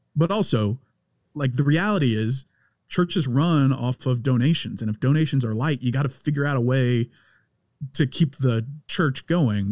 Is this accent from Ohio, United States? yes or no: no; Louisiana, United States; I'm being from Louisiana